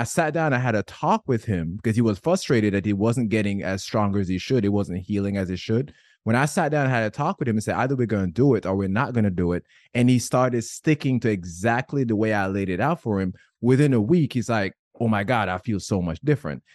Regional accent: Jamaica; I'm Jamaican

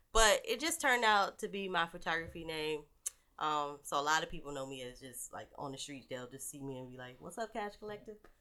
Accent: Warrenton, North Carolina, United States; Because I'm from the country. I'm from Warrenton, North Carolina

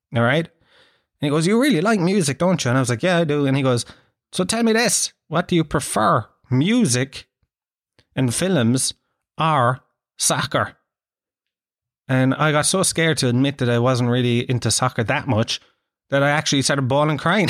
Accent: Tralee, Munster, Ireland; I grew up in Gallows Field, man. If you ever want to see teeth go rotten green, grow up in a council estate in the early nineties in Tralee

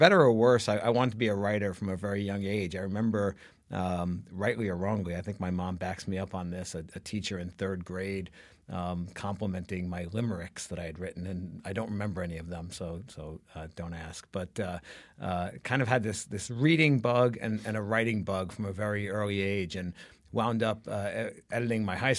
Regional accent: New York City, New York, United States; I grew up mostly in Brooklyn, New York. So I'm an original. I grew up in a parochial, mob-controlled Italian Brooklyn.

